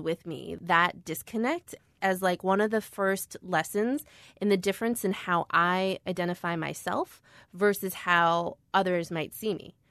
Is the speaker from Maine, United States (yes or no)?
no; Skokie, Illinois, United States; I'm Korean-American, and I was born in Skokie, Illinois